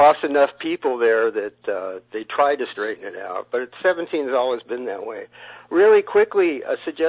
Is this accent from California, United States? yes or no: yes; Highway 17, California, United States; Growing up on Highway 17, there was Dead Man's Curve there when I was a kid.